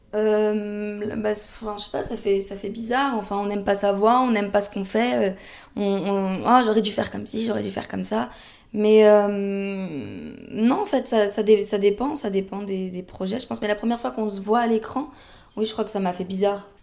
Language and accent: French; France; also born or lived in Paris region; chez nous en France